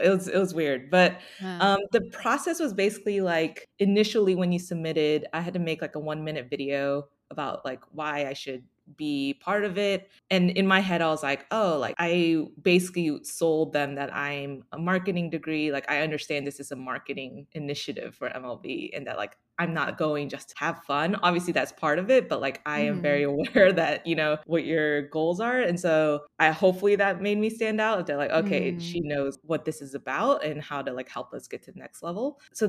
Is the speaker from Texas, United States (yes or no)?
yes; Dallas, Texas, United States; also born or lived in Austin; Yeah, so I grew up in Dallas, went to school in Austin.